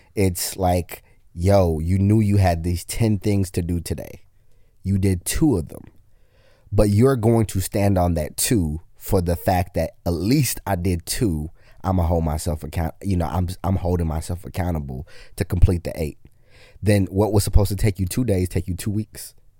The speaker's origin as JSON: {"language": "English", "country": "Kenya", "said": "I'm Kenyan"}